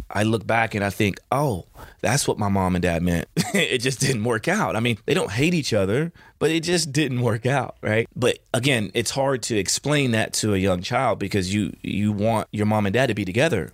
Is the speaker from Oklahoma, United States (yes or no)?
yes; Chandler, Oklahoma, United States; moved away; my childhood, I grew up in, in Chandler, Oklahoma